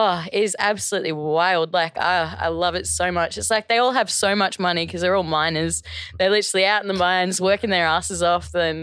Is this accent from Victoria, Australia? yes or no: no; Budgewoi, New South Wales, Australia; also born or lived in Redcliffe; now in Brisbane, Australia; I'm from a pretty small town. Hey, I'm from the Central Coast, New South Wales.